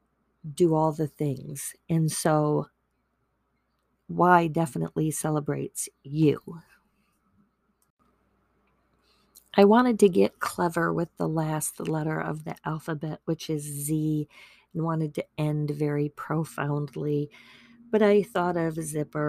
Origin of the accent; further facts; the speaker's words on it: Wisconsin, United States; also born or lived in Virginia; I was born in Virginia, but I was raised in Wisconsin. I came when I was in the middle of the first grade